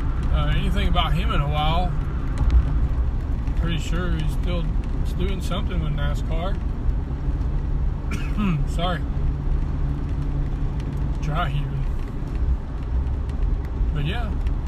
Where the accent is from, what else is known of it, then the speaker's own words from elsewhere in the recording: the South, United States; accent: southern; sound too southern. I know it's hard to do. And I'm trying to be more intelligent. Or do people love my country accent and would like for me to continue